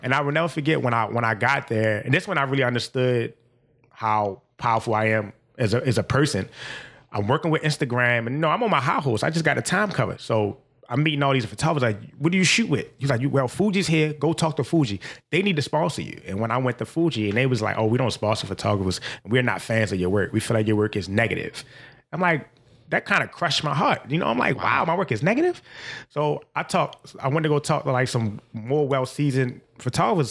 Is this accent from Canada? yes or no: no; Baltimore, Maryland, United States; I'm from Baltimore